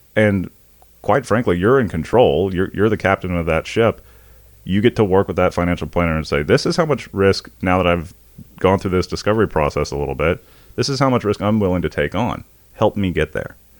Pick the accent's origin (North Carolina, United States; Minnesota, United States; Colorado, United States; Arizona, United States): North Carolina, United States; Indian Trail; we grew up outside of Monroe, North Carolina, a little town called Indian Trail, uh, North Carolina, um, suburb of Charlotte, Union County.